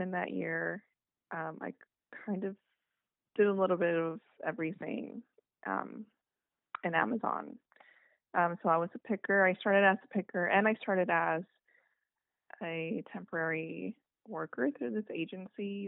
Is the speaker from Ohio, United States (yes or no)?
no; Phoenix, Arizona, United States; I am from Phoenix, Arizona.